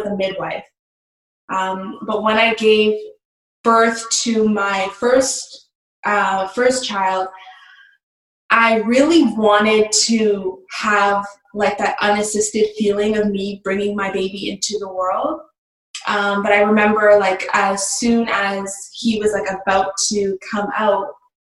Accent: Toronto, Ontario, Canada; I'm from Canada, Ontario

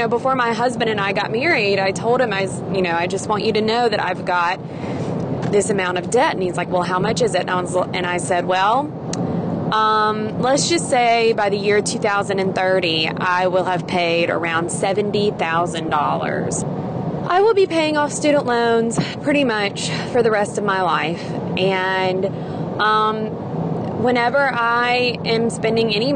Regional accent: Mississippi, United States; I am from Mississippi. When I was in high school, I had dreams of going off somewhere out of state and doing something different from my little high school in small town Mississippi

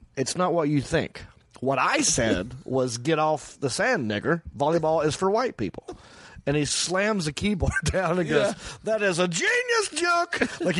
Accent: Hickory, North Carolina, United States; accent: Southern; Hickory, where I'm from, North Carolina. I go, I'm from Hickory.

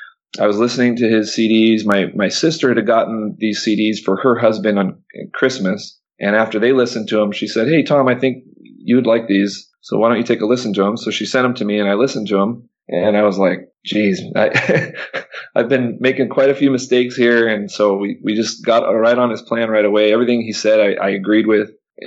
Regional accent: Panama; no, I grew up in Panama, born and raised in Panama. My dad worked for the Panama Canal. And like I said, big family from Panama.

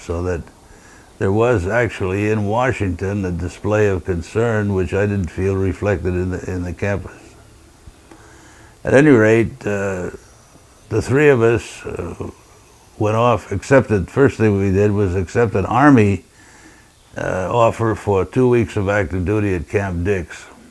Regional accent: Tripoli, Libya; born there; The short answer to how I got in the Marine Corps is that I was born in Tripoli, Libya.

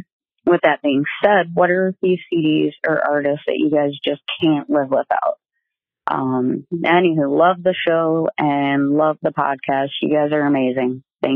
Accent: Detroit, Michigan, United States; now in Minnesota, United States; I'm originally from Detroit, but now live in no man's land, Minnesota.

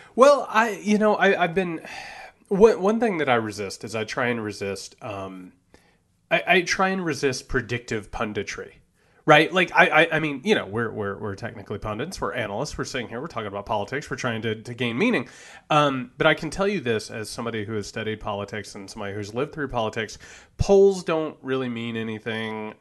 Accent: Greene County, Indiana, United States; I'm from Greene County, Indiana.

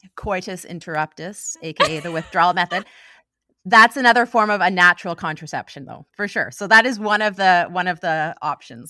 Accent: Ottawa, Ontario, Canada; moved away as an adult; also born or lived in Halifax / Vancouver; now in Victoria, Canada; I am originally from Ottawa

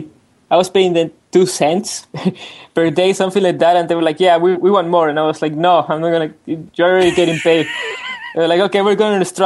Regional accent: Mexico City, Mexico; I'm from Mexico City

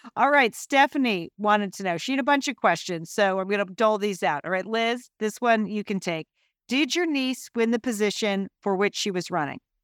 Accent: Connecticut, United States; We grew up in Connecticut.

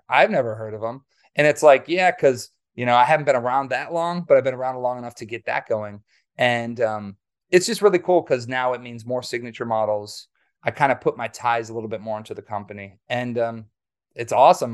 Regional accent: Waukesha, Wisconsin, United States; I grew up in Wisconsin, um, near Milwaukee. I actually was born in Waukesha.

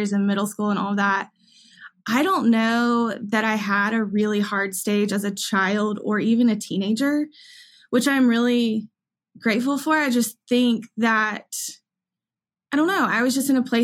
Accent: Augusta, Georgia, United States; now in Nashville, United States; I grew up in Augusta, Georgia, born and raised

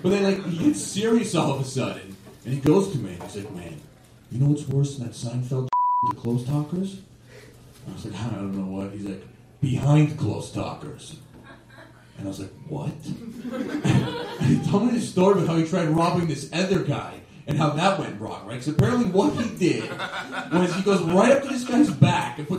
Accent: Toronto, Ontario, Canada; I am from Toronto, and I never actually left Toronto until I started doing stand-up

